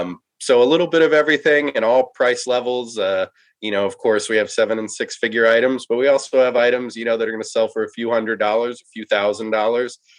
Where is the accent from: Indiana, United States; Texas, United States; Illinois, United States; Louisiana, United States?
Texas, United States; Dallas; I grew up in Dallas. So I came back here